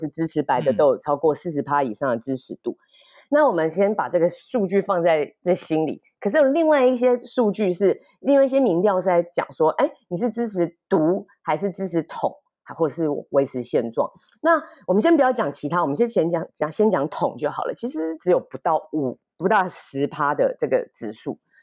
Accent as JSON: {"language": "Chinese", "town": "Kaohsiung", "country": "Taiwan", "said": "我是高雄人"}